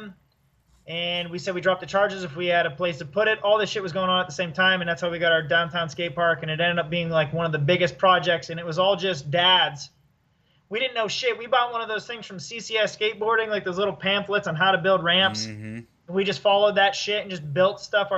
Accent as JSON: {"language": "English", "region": "central Pennsylvania", "country": "United States", "tie": "born or raised there", "said": "everyone hated me in my hometown"}